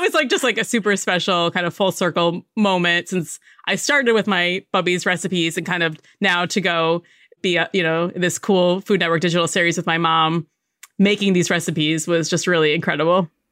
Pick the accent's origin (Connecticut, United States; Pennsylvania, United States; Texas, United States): Connecticut, United States; I grew up in Connecticut, but we spent a lot of time in New York City